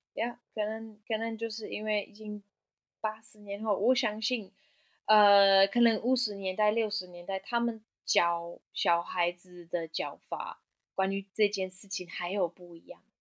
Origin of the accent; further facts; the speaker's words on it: Germany; Chinese is a second language; moved away as an adult; also born or lived in Hualien, Taiwan; now in Taiwan; 因为我是德国人